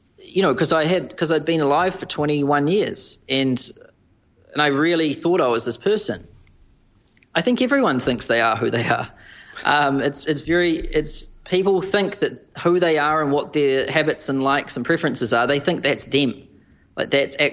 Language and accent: English; New Zealand; moved away as an adult; now in Manhattan, United States; as a New Zealander